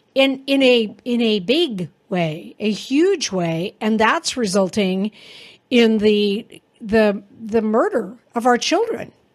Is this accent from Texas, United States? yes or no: yes; Texas, United States; moved away; I was born in Texas and had family there